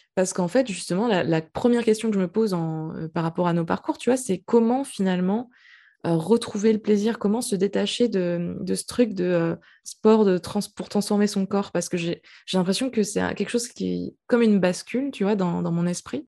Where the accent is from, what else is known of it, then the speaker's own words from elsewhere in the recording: French Guiana; moved away; j'habitais dans un pays chaud quand j'étais petite, j'habitais en Guyane.